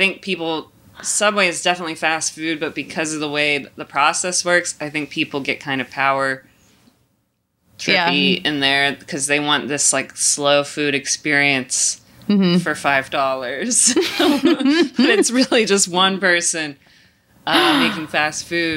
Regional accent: Greensboro, North Carolina, United States; I grew up in North Carolina in Greensboro

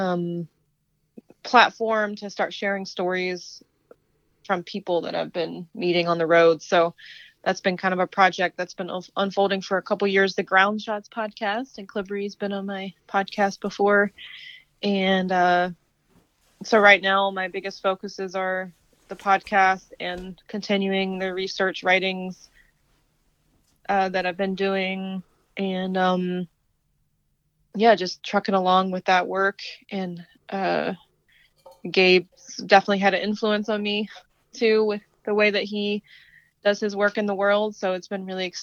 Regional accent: Southern Virginia, United States; moved away as an adult; also born or lived in Asheville, North Carolina; I'm originally from Southern Virginia and grew up in a rural area in Southern Virginia

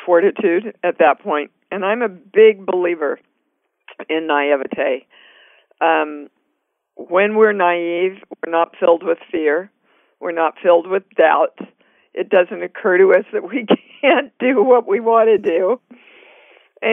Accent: Kansas City, Kansas, United States; moved away as an adult; also born or lived in New York City; I was born and raised in Kansas City, Kansas. Actually, never left Kansas City until I was around 27

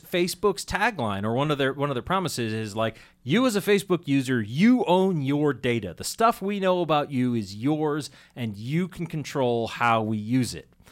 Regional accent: Andover, Massachusetts, United States; I grew up in Andover, which actually I, I don't know how it still handles things, but I grew up in Andover, and when I was a kid, you know, my parents would go to town meeting.

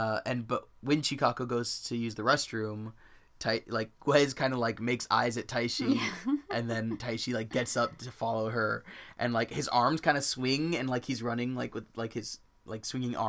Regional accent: United States; as an American

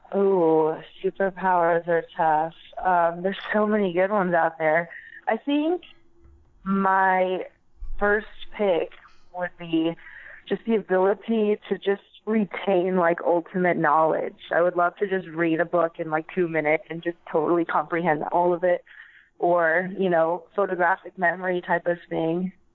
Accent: East Valley, Arizona, United States; born and raised um, from the East Valley

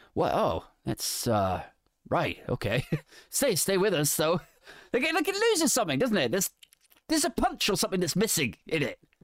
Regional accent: England, United Kingdom; I'm English

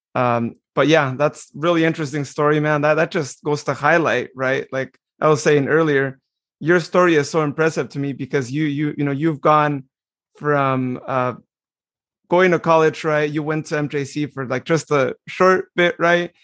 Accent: Modesto, California, United States; I was as well, right here in Modesto.

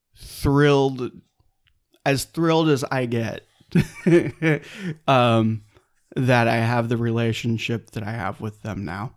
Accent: Claremont, California, United States; also born or lived in San Dimas Canyon, California; I'm from Claremont, California

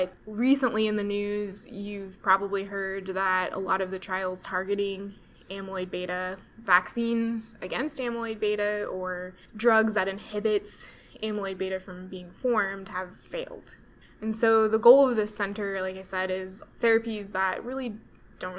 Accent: Kansas, United States; moved away as an adult; also born or lived in Denver, Colorado; now in Kansas City, United States; I'm from Kansas.

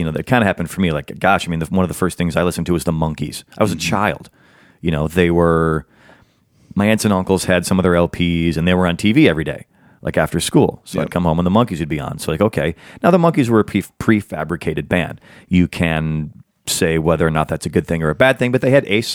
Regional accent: Chicago, Illinois, United States; Growing up in the Chicago area

